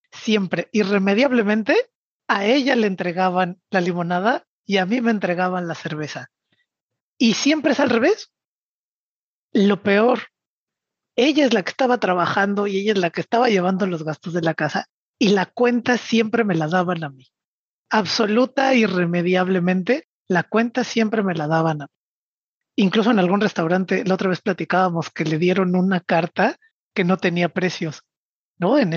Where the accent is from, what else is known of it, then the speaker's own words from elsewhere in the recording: Mexico City, Mexico; Y yo, siendo chilango, a mí la idea de la equidad entre hombres y mujeres me parecía absolutamente regular.